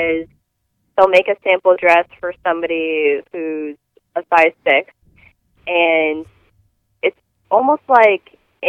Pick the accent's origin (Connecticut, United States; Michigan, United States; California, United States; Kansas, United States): Connecticut, United States; also born or lived in Illinois, United States / England; I grew up here in Connecticut and in Illinois and in England